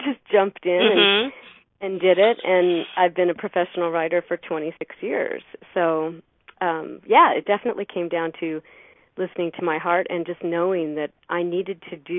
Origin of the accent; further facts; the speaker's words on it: Idaho, United States; here in my hometown